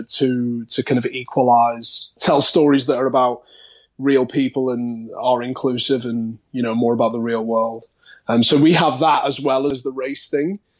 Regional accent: Liverpool, North West England, United Kingdom; accent: Liverpool; that'd be me kind of natural accent like that if I was to go, you know, really Liverpool.

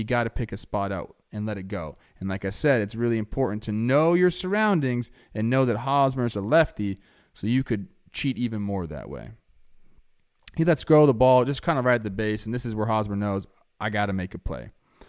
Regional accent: Florida, United States; This is my city. I'm from Florida, baby.

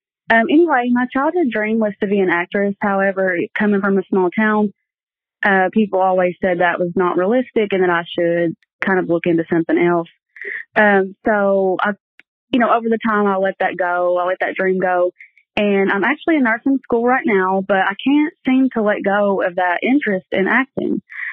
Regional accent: Kentucky, United States; I'm from Kentucky.

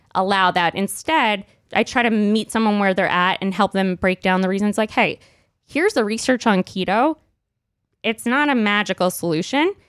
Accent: New York City, New York, United States; I grew up in Brooklyn

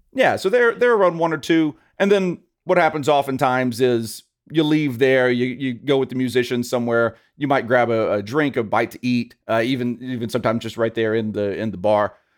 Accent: Louisiana, United States; now in Las Vegas, United States; I am a Southern boy. I, I grew up in Louisiana.

